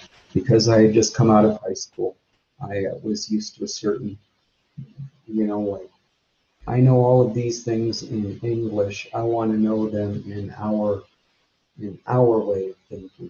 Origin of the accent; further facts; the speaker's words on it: Fairbanks, Alaska, United States; also born or lived in Minto, Alaska; I was born in Fairbanks in 1980, and then my earliest memories are in Minto with my family